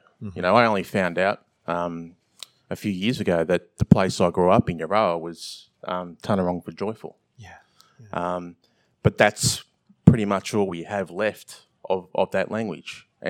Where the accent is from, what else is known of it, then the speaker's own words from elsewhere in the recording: Victoria, Australia; I'm from Victoria, a place that was decimated within months and years of colonial settlement.